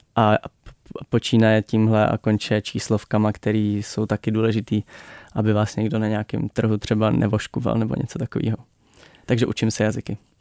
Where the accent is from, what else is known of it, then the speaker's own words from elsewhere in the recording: Czechia; My jako Češi